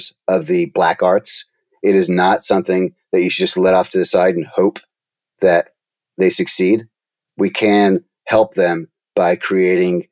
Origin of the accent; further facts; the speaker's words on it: New York City, New York, United States; I was born in Brooklyn, New York